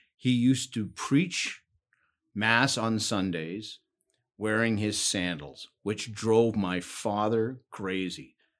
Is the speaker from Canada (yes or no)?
yes; Ancaster, Ontario, Canada; also born or lived in Hamilton, Ontario; I was born in Hamilton, but when I was young, my parents moved up to Ancaster